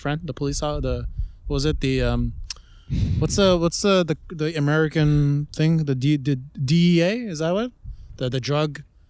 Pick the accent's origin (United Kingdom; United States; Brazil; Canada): Canada; we're Canadian